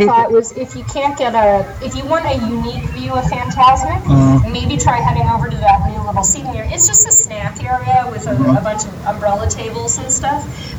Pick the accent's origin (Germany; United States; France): United States; California; Plus, I'm from California.